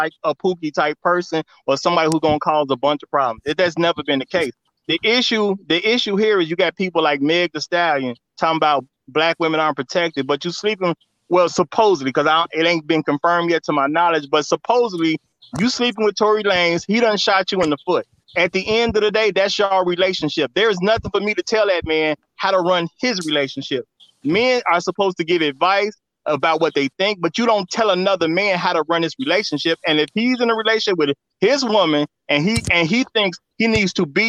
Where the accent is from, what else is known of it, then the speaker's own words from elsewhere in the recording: Chicago, Illinois, United States; I'm from Chicago